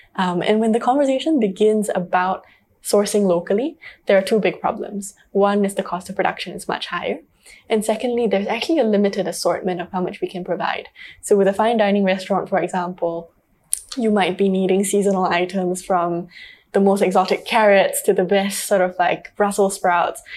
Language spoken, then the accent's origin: English; Singapore; growing up in Singapore, um, we all know that Singapore can be a very high stress, high paced society.